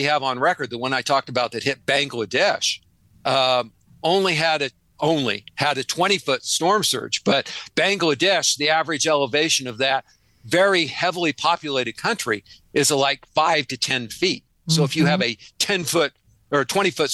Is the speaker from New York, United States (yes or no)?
no; Nebraska, United States; now in Arizona, United States; I grew up in Nebraska. I'm a good Midwestern boy, a good Great Plains boy.